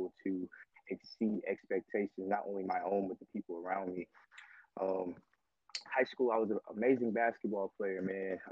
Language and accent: English; Dallas, Texas, United States; now in San Antonio, United States; I live in San Antonio, Texas. I was born and raised in Dallas, Texas